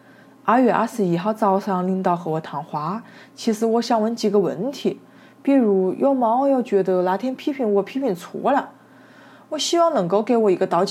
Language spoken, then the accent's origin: Chinese; Wuhan, Hubei, China; 作为武汉人，我们哪一个不热爱自己的城市？